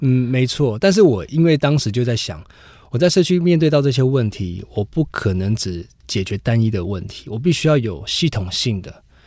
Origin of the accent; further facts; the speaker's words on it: Sanxia, New Taipei, Taiwan; 我从小在这边出生长大